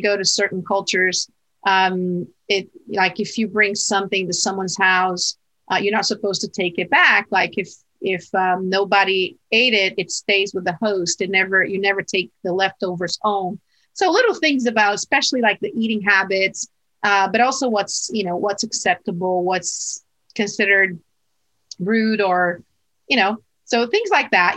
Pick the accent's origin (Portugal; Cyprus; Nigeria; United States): Portugal; moved away; I was raised in Portugal in Portugal